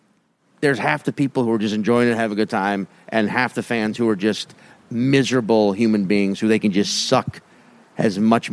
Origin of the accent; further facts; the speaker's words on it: Cape Town, Western Cape, South Africa; also born or lived in Australia; Well, I'm from Australia originally, but I grew up in Cape Town.